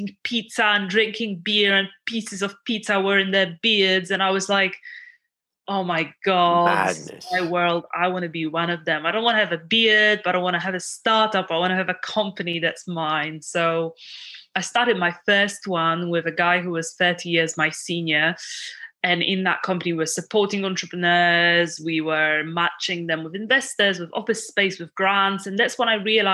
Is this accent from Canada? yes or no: no; Poland; moved away as an adult; now in United Kingdom; I was born in Poland. And I came over